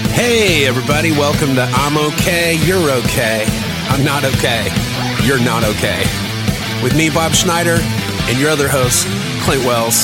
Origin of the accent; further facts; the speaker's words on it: Germany; moved away; I grew up in Germany